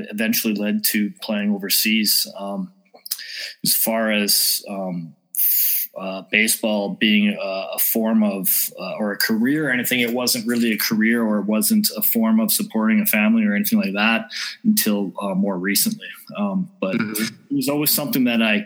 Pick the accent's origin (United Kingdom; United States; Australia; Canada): Canada; Vernon, British Columbia; moved away as an adult; now in Austria; born, raised in Vernon, lived there for most of my life until 2004 when I moved to Austria